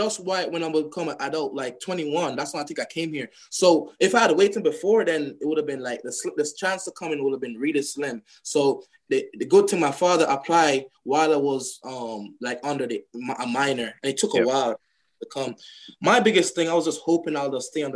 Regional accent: Jamaica; moved away as an adult; now in United States; I'm from Jamaica. So I came here in 2015

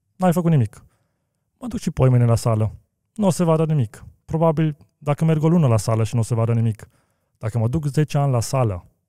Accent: Romania; also born or lived in Bucharest; eu sunt român și sunt mândru că sunt român

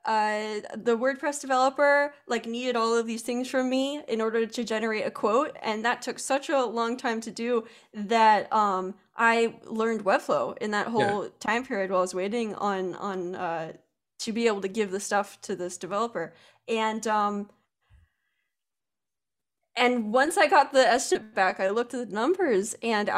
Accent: Pennsylvania, United States; I'm a girl from Pennsylvania

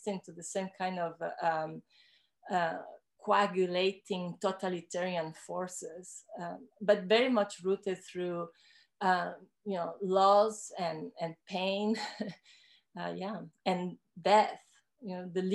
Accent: Ecuador; now in Canada; I am a woman from the Andes. I grew up in Ecuador

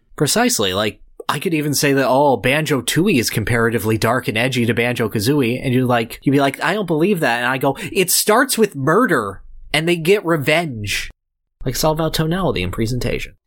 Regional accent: California, United States; I am from California

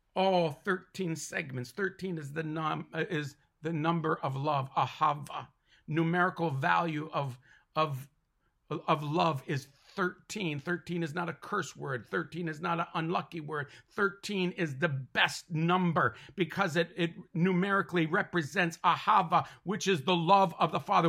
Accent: Mohawk territory, Ontario, Canada; I'm from Canada, Ontario, born and raised on the Tallulah Mohawk territory

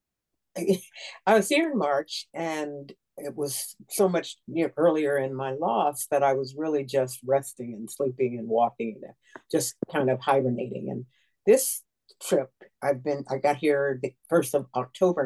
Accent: United States; moved away; I am an American and proud to be

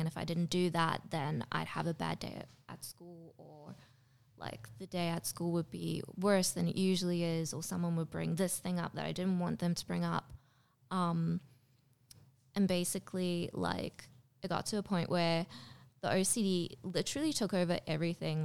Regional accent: Durban, KwaZulu-Natal, South Africa; moved away as an adult; also born or lived in Pretoria, South Africa; now in Australia; I was born in Durban in South Africa. Um, then I moved to Pretoria when I was fourteen.

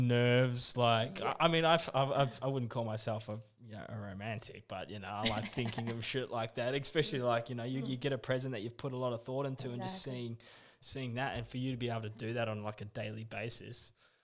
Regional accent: New Zealand; accent: Kiwi; Oh, my Kiwi accent. Yeah, I know.

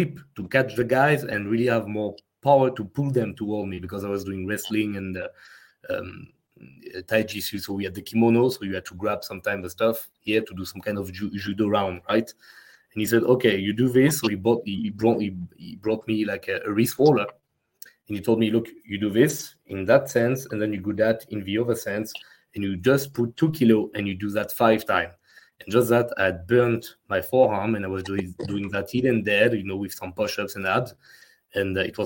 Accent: France; accent: French; English is a second language; my French accent

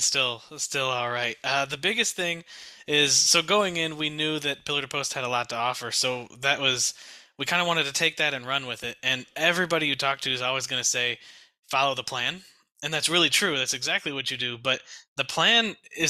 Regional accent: Detroit, Michigan, United States; moved away as an adult; now in Fort Worth, United States; We're originally from the Detroit area. We moved down here to Fort Worth, Texas.

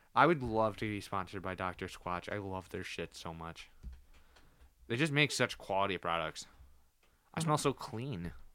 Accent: United States; I'm American

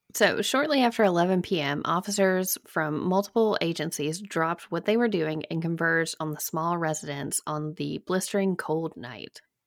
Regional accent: Alabama, United States; moved away as an adult; now in Virginia, United States; I'm from Alabama.

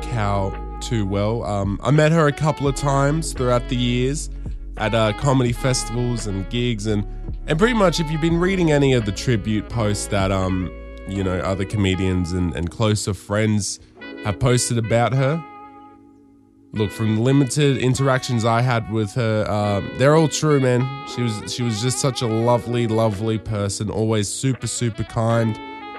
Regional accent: Darwin, Northern Territory, Australia; growing up in Darwin and watching the gala on Channel 10 or the ABC

